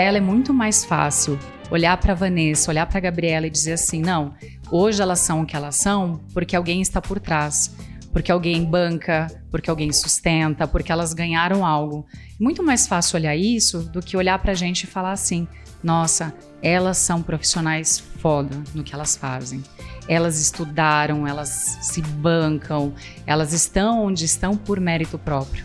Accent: Chapecó, Santa Catarina, Brazil; moved away as an adult; now in São Paulo, Brazil; Eu sou natural de Chapecó, Santa Catarina.

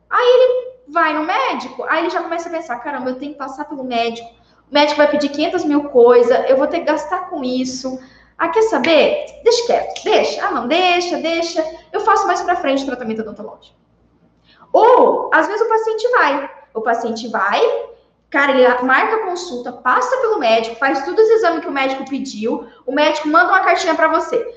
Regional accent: Santa Cruz de Monte Castelo, Paraná, Brazil; born there; Na minha cidade onde eu nasci. Eu nasci uma cidade muito do interior do Paraná. É de Santa Cruz de Monte Castelo. Eu acho que lá deve ter uns 7 mil habitantes.

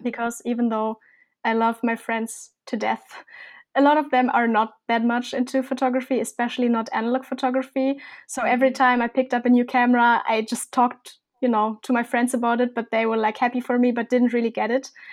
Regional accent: Germany; I'm from Germany

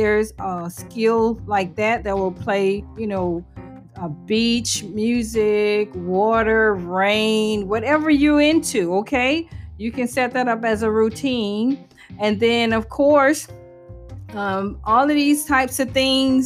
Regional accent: New Orleans, Louisiana, United States; I'm from New Orleans

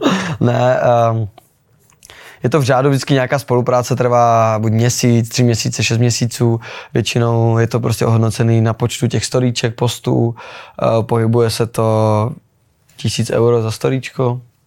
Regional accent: Olomouc, Olomouc Region, Czechia; učím u nás doma v Olomouci

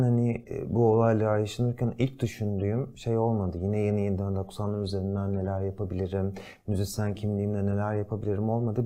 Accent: Turkey; moved away as an adult; bizler burada doğduk büyüdük

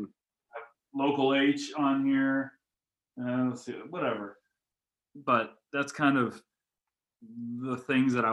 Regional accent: Colorado, United States; I grew up in Los Angeles, Colorado, in a small farm town

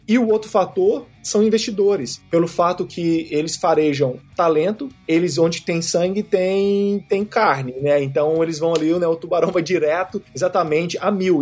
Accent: Minas Gerais, Brazil; moved away as an adult; also born or lived in Europe; now in Silicon Valley, United States; eu vim de Minas Gerais

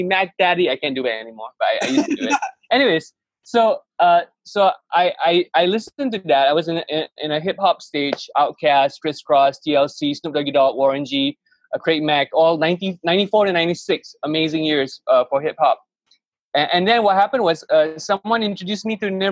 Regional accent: Malaysia; I grew up in Malaysia

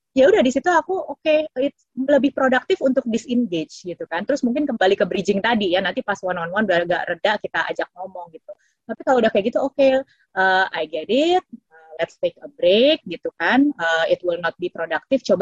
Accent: Papua New Guinea; Indonesian is a second language; karena saya memang gede di PNG ya itu kan people is our number one priority right.

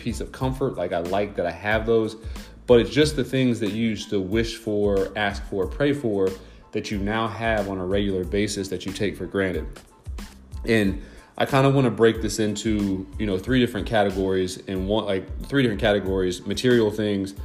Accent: Delaware, Ohio, United States; I'm from Delaware, Ohio, a small town

